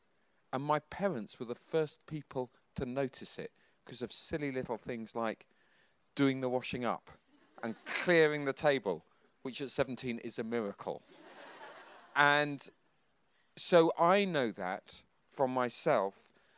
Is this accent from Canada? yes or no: no; Bedford, East of England, United Kingdom; After being in Hong Kong, we came to Bedford. It was my hometown.